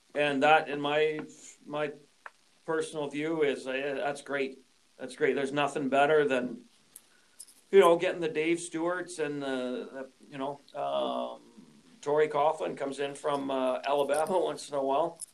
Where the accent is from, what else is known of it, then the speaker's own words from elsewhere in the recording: Saskatoon, Saskatchewan, Canada; moved away as an adult; also born or lived in British Columbia; I grew up here in Saskatoon and, and skipped out of out of province out to BC for 17 years.